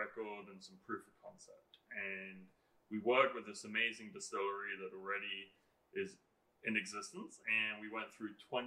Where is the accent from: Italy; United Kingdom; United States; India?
United Kingdom; England; moved away; I'm English